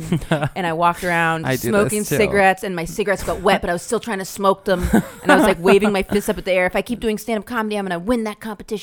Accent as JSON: {"language": "English", "region": "Maine", "country": "United States", "also_born_or_lived": "Boston", "moved": "as an adult", "lives_now": "New York, United States", "said": "I'm from Maine. Then I started doing comedy in Boston after I went to college"}